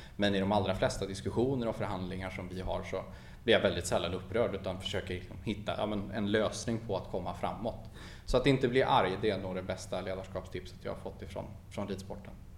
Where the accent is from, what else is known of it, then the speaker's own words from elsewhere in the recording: Falköping, Västra Götaland, Sweden; det är där jag kommer ifrån, det är där jag har bott hela mitt liv, född och uppvuxen